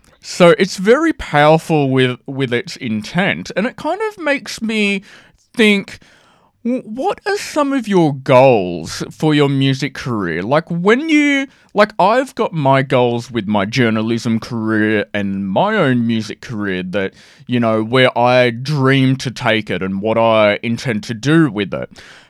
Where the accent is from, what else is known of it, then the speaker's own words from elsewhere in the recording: Sydney, New South Wales, Australia; I'm Sydney.